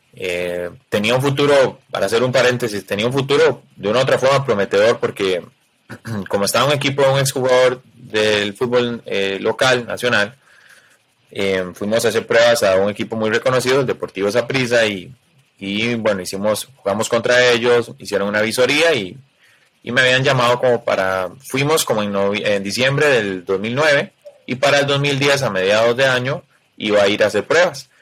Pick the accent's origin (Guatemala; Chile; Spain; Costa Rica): Costa Rica; soy costarricense